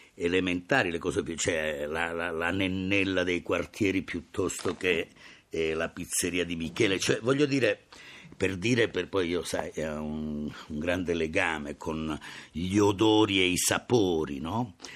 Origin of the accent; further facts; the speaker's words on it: Calabria, Italy; sono nato in Calabria